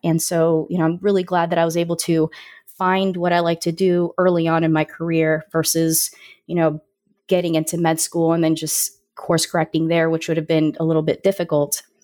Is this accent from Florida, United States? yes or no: yes; Orlando, Florida, United States; I grew up in Orlando, Florida